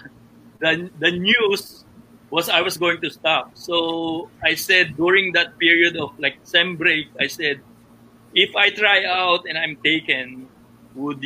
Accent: Caloocan, Metro Manila, Philippines; I grew up in Caloocan

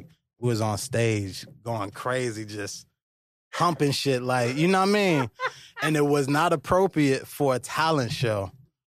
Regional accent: Virginia, United States; also born or lived in Bronx, New York; I was born in New York, but most of my life is Virginia.

